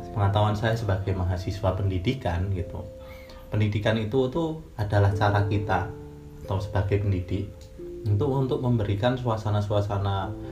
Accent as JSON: {"language": "Indonesian", "town": "Sleman", "region": "Special Region of Yogyakarta", "country": "Indonesia", "said": "Saya dari Sleman"}